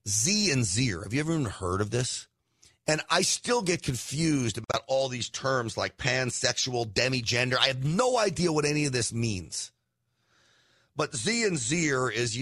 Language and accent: English; Scarsdale, New York, United States; I grew up in Scarsdale, New York